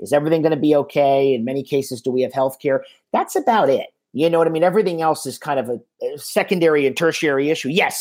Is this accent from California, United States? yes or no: no; Miami, Florida, United States; I grew up in Miami